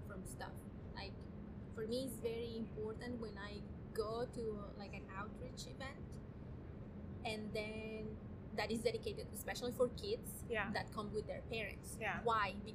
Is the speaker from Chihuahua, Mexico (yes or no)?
yes; Chihuahua, Mexico; now in Los Angeles, United States; I was born and raised in Mexico in a city called Chihuahua, which is at the north of part of Mexico, very close to the border with Texas.